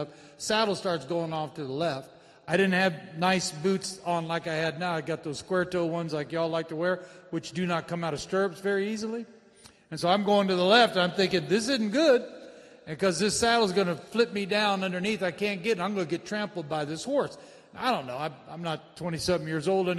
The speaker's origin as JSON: {"language": "English", "town": "San Antonio", "region": "Texas", "country": "United States", "tie": "born or raised there", "said": "I was raised in San Antonio, Texas, home of the Alamo, birthplace of Texas"}